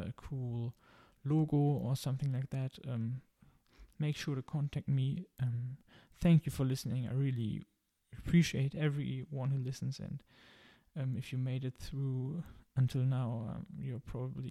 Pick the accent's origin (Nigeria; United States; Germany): Germany; English is a second language; I'm originally from Germany, as you might hear